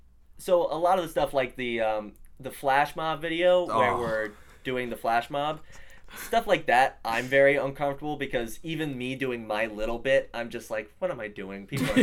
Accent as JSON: {"language": "English", "town": "New York City", "region": "New York", "country": "United States", "tie": "born or raised there", "also_born_or_lived": "New Jersey", "said": "Well, I've lived here all my life. So I grew up I was born in Manhattan and raised here. I've lived on the Upper West Side most of my life."}